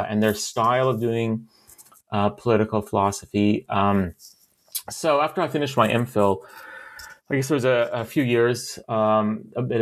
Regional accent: London, Ontario, Canada; moved away; also born or lived in Toronto / Oxford; I grew up in London, Ontario

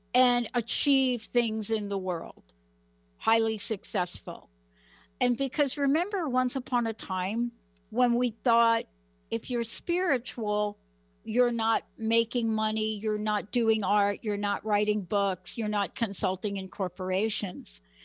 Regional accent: New York City, New York, United States; moved away; also born or lived in Washington State / California; I'm a girl from the Bronx

